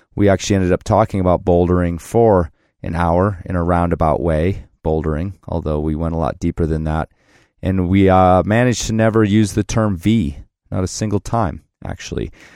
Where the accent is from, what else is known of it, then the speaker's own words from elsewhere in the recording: Chicago, Illinois, United States; moved away; also born or lived in Loveland, Ohio; I was Chicago